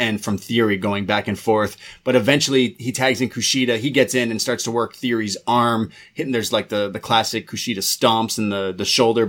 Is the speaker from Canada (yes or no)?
yes; Canada; two Canadian lads